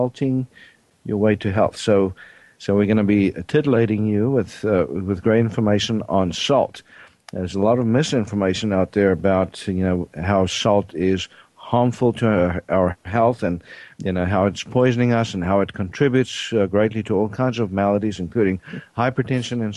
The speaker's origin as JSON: {"language": "English", "country": "South Africa", "tie": "born or raised there", "moved": "yes", "said": "I'm originally from South Africa"}